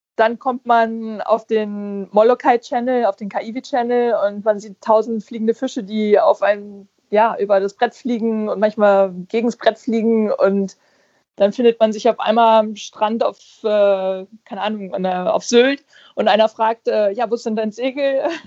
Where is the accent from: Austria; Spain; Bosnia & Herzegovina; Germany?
Spain; Fuerteventura, Canary Islands; ich bin ja auf Fuerteventura aufgewachsen, also das gehört ja zu, zu Spanien